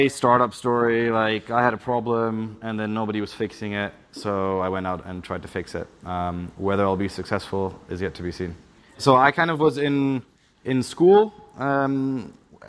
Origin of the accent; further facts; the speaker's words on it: Berlin, Germany; moved away as an adult; also born or lived in Charlottesville, United States / Switzerland; now in United Kingdom; I'm originally from Berlin, but I always like to say I left when the city started getting cool, because I graduated from high school